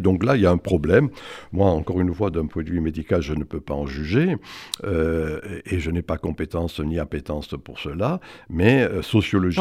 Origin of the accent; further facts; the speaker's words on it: the South, southern France, France; now in Paris, France; je suis du Sud et que j'aime le cassoulet